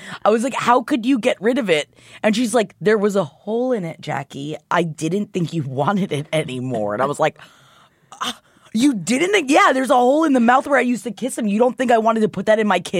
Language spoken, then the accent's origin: English; Florida, United States; I grew up in Florida.